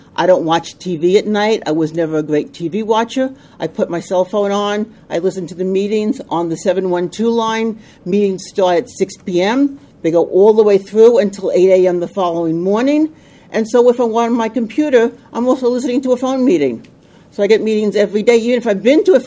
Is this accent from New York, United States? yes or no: yes; Long Island, New York, United States; also born or lived in Suffolk County, New York; I come from Long Island. We moved further out on Long Island into Suffolk County